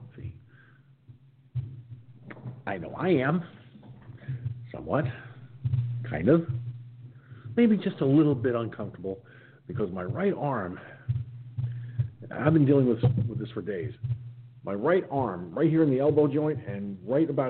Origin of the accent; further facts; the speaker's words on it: Peekskill, New York, United States; moved away; my hometown of Peekskill, New York